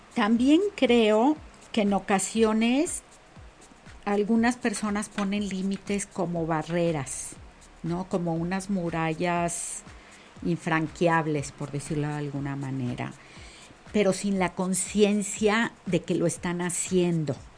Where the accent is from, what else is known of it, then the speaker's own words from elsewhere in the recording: Mexico; como mujer mexicana